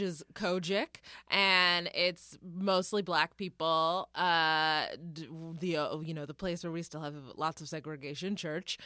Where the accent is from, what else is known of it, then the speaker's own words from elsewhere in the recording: Denton, Texas, United States; moved away; growing up in Denton